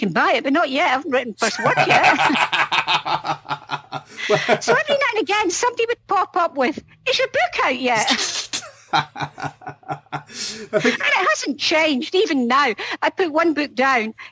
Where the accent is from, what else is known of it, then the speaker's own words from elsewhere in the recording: Scotland, United Kingdom; I'm Scottish